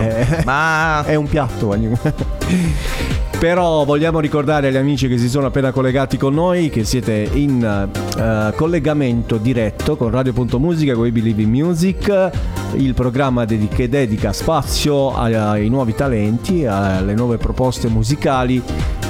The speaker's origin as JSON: {"language": "Italian", "town": "Altamura", "region": "Apulia", "country": "Italy", "said": "Per me che vengo da Altamura"}